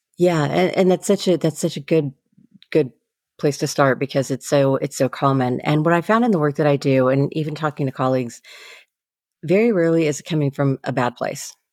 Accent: Seattle, Washington, United States; I grew up in the Seattle area

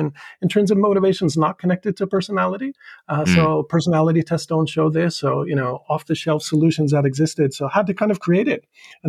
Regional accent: Saudi Arabia; also born or lived in New York, United States; now in Japan; So I'm still American by passport and by nationality, originally from the U.S., upstate New York. But I grew up in Saudi Arabia for many years, high school, Boston College, Texas.

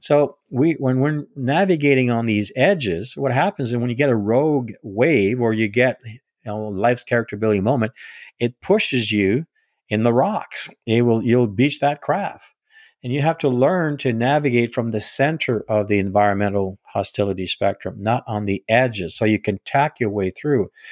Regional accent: Northern Ontario, Canada; now in Gatineau, Canada; I was born and raised in, in Northern Ontario. I'm a Canadian first.

